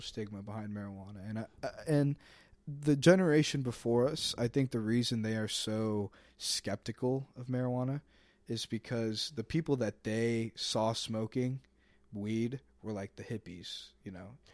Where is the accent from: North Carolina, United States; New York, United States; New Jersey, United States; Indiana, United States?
Indiana, United States; Fishers; I'm from Fishers, Indiana, very Republican, turning Democratic area.